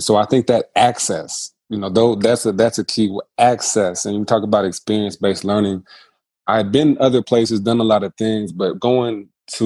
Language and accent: English; South Bend, Indiana, United States; moved away as an adult; also born or lived in Miami, Ohio / South Carolina; I'm born and raised in South Bend, Indiana